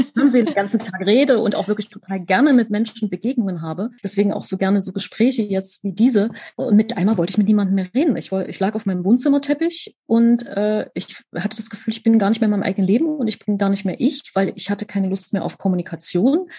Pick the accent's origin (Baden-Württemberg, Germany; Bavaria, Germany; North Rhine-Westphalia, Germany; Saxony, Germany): Saxony, Germany; Leipzig; Ich bin in Leipzig geboren, genau zur richtigen Zeit, wo nämlich Wende war und wo alles neu losging